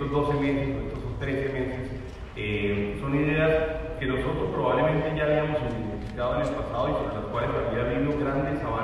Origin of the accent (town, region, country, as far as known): Colombia